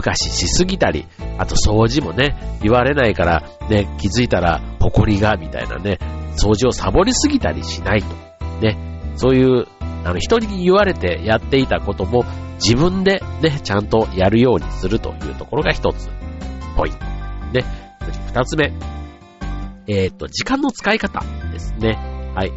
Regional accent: Osaka, Japan; moved away as an adult; now in Tokyo, Japan; その大阪からこっちにね、就職で上京した

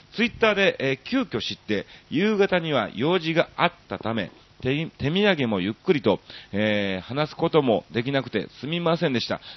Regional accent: Kansai, Japan; now in Tokyo, Japan; もう東京も長いですから、ね、関西人といえどもなんか、アウェーに感じる雰囲気もありつつ

